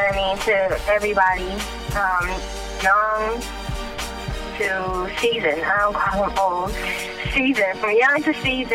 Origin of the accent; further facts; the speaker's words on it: Philippines; moved away; I'm from the Philippines